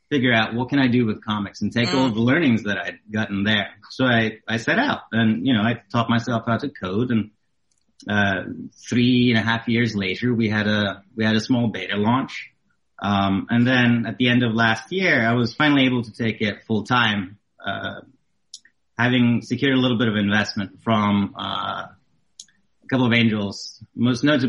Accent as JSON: {"language": "English", "country": "Norway", "moved": "as an adult", "said": "I'm originally from Norway in Europe"}